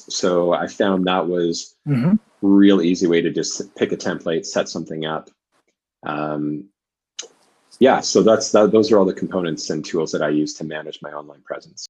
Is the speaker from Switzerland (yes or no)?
no; Vancouver, British Columbia, Canada; also born or lived in Oxford / London / Dublin; I'm from Canada, from Vancouver.